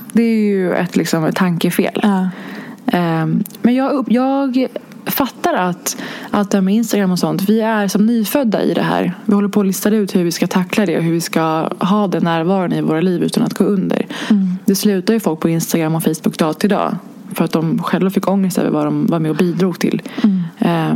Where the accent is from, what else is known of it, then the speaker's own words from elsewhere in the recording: Stockholm, Stockholm County, Sweden; jag är inte uppvuxen i stan. Jag är ju från Hägersten